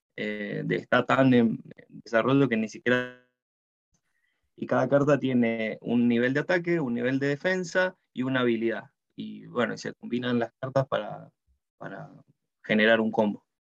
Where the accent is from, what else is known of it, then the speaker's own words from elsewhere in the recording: Mendoza, Argentina; moved away as an adult; now in New Zealand; yo soy mendocino, eh, de Argentina